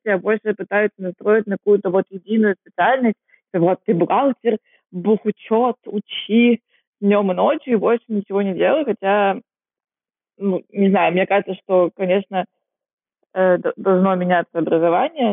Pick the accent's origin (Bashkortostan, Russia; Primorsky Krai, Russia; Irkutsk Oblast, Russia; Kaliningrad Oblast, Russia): Kaliningrad Oblast, Russia; Kaliningrad; moved away as an adult; also born or lived in Vietnam / China; now in Singapore; Я из Калининграда